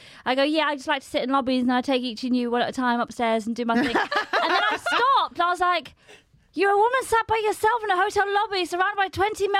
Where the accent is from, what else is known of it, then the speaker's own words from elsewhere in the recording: Farnborough, South East England, United Kingdom; moved away as an adult; I grew up in Farnborough